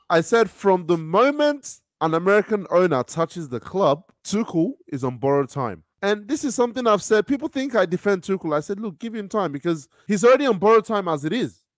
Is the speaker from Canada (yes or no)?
no; Nigeria; now in Sydney, Australia; I'm Nigerian